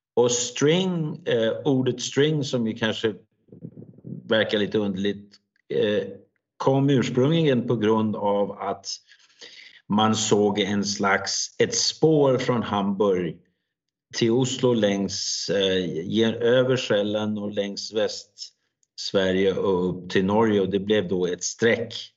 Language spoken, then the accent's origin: Swedish; Denmark; Swedish is a second language; jag är ju helt dansk, alltså jag är en dansk person som, som då pratar svenska